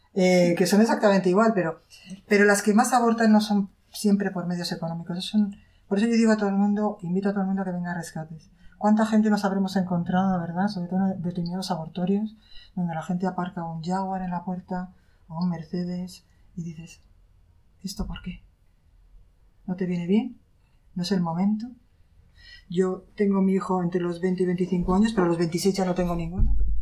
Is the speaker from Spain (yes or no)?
yes; Spain; soy española